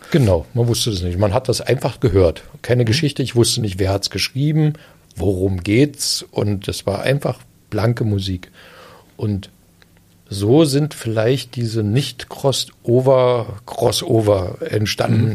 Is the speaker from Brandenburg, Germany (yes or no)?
yes; Eisenhüttenstadt, Brandenburg, Germany; ich bin ja in Eisenhüttenstadt groß geworden